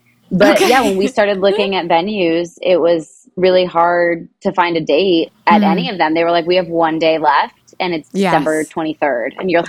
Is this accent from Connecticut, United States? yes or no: yes; Connecticut, United States; also born or lived in 860 area, Connecticut; My phone's 203, but I moved to the 860 in like middle school. So I've kind of done the whole state.